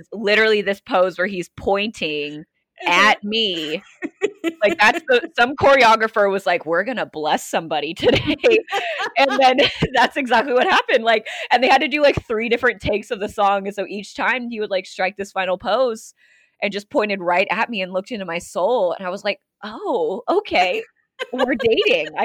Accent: the Northwest, Pacific Northwest, United States; moved away as an adult; also born or lived in Southern California; I'm not from around here. I'm actually from the Northwest originally

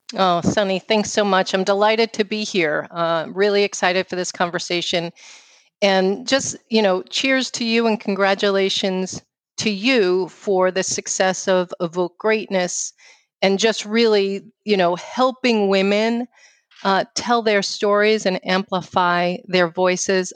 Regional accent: New York City, New York, United States; accent: New York; moved away; I grew up uh, in New York City

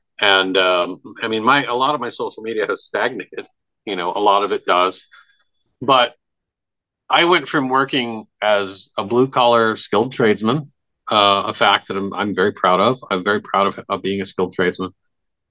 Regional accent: Midwest, United States; being a kid growing up in the Midwest before the internet was really a thing

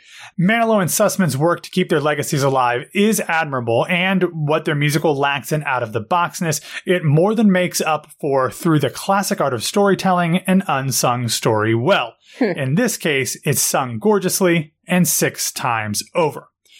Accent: Midwest, United States; now in Orlando, United States; I'm somebody who was born and raised in the Midwest

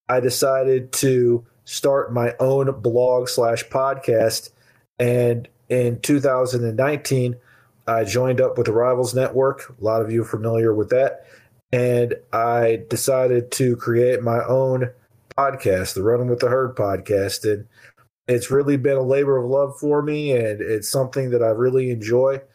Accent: Akron, Ohio, United States; I'm actually from Akron, Ohio

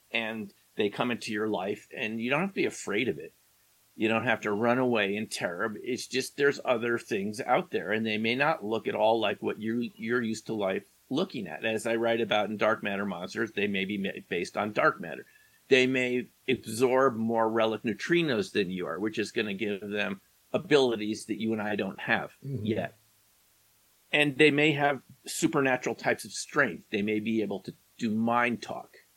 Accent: New York, United States; when I grew up in New York, there was 1010 Winds

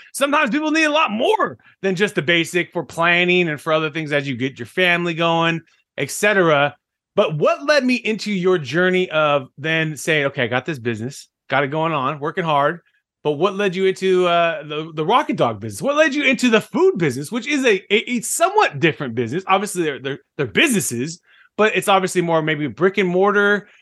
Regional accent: Fresno, California, United States; my hometown, Fresno. California

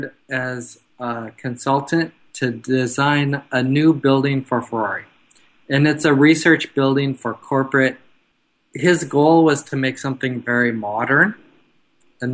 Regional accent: Denmark; My background is Danish. I'm from Denmark.

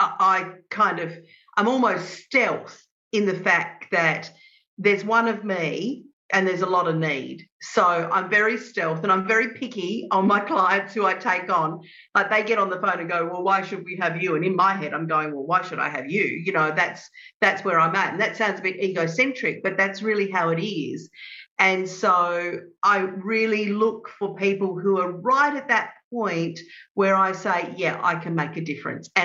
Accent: Adelaide, South Australia, Australia; I grew up in Adelaide in South Australia

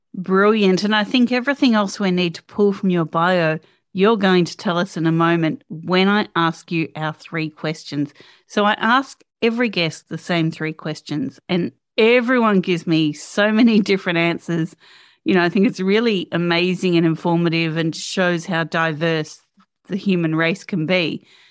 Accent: Australia; as an Aussie

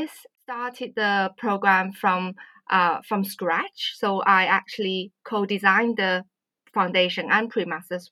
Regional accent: Wuhan, Hubei, China; moved away as an adult; also born or lived in Swansea, United Kingdom / Beijing, China / Derby, United Kingdom; now in United Kingdom; I'm originally from China. My hometown is actually quite well known right now. It's Wuhan.

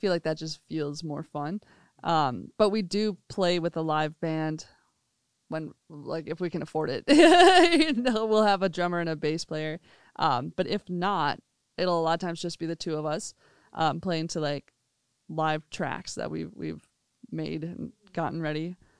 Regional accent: Minnesota, United States; Yeah, my hometown.

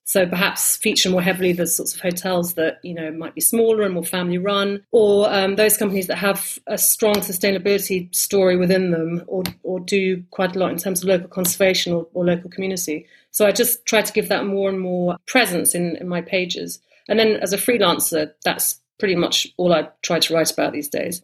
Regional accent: London, United Kingdom; also born or lived in United States; I was born in the States, then moved to um, London when I was a baby

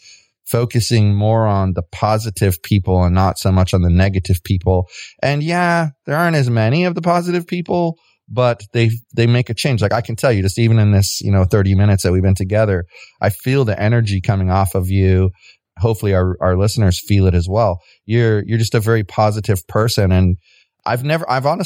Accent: United States; I'm from the United States

